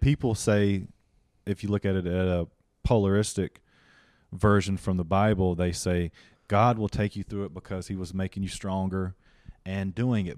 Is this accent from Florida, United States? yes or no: no; Union, South Carolina, United States; moved away as an adult; also born or lived in El Paso, Texas / Greenville; now in Hollywood, United States; I come from Union, South Carolina